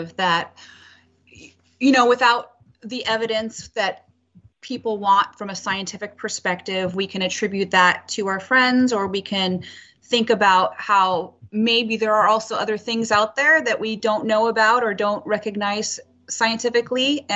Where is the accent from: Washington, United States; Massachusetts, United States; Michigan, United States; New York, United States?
Washington, United States; Colville Reservation; I grew up on the Colville Reservation in high school